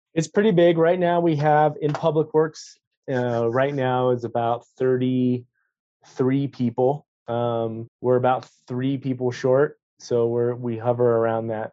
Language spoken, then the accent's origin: English; Florida, United States; moved away as an adult; also born or lived in North Carolina; now in Jackson, United States; I'm originally from Florida